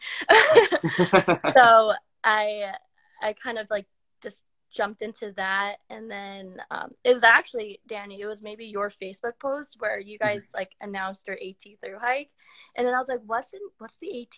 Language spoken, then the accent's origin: English; New Jersey, United States; being from New Jersey